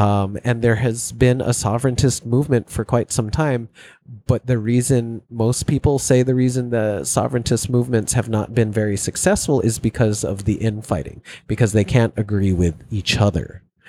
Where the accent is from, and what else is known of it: Hawaii, United States; born or raised there; moved away; also born or lived in California